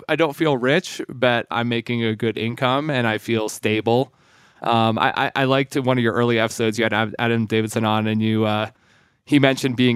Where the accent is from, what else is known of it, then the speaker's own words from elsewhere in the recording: Sweden; moved away; I was born in Sweden. My father's side of my family is Swedish. My mom's American. You know, as a little kid in Sweden